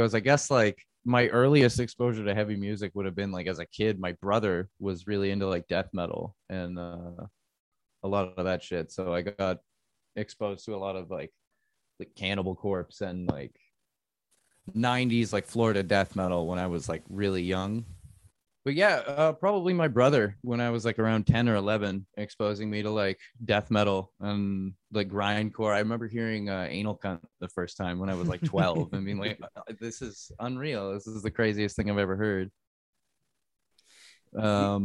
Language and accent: English; Niagara Falls, Ontario, Canada; also born or lived in Saskatchewan; now in Toronto, Canada; I mostly grew up around like the Niagara area. My parents moved me out there when I was like 7, and I was there from like around that time